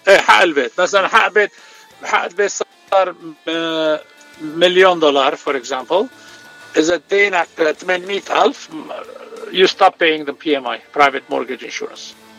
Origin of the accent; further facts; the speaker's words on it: Beirut, Beirut Governorate, Lebanon; also born or lived in Chicago, United States; now in Santa Monica, United States; أنا ببيروت من راس بيروت، صار لي 44 سنة بأمريكا